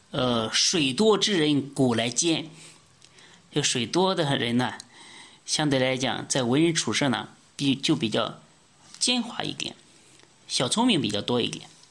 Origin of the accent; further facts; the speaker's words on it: China; 我们中国人